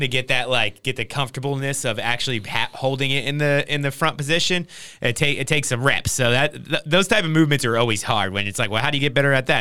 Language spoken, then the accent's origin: English; Trenton, New Jersey, United States; moved away; I grew up in Trenton, New Jersey